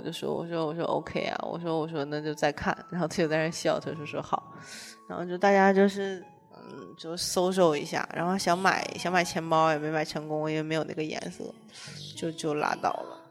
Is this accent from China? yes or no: yes; Shenyang, Liaoning, China; 我是沈阳人